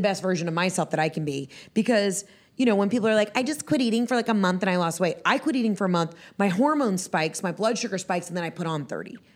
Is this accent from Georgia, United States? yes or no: yes; Atlanta, Georgia, United States; also born or lived in Johns Creek, Georgia; I'm from Atlanta, Atlanta